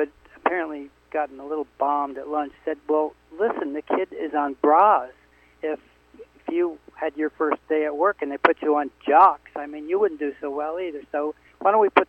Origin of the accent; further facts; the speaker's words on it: Connecticut, United States; I said, Connecticut